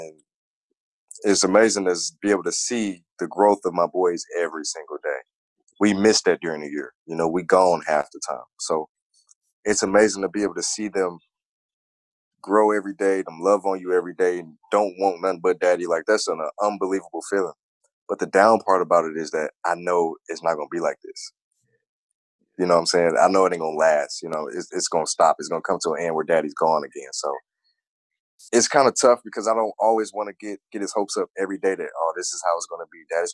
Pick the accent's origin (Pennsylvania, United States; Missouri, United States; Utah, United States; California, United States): Missouri, United States; St. Louis; moved away as an adult; now in Washington, D.C., United States; And that's being my hometown.